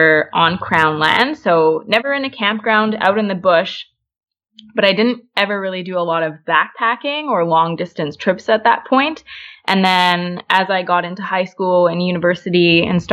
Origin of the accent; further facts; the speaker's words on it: Calgary, Alberta, Canada; moved away as an adult; now in Toronto, Canada; I grew up in Calgary, born and raised in the Rockies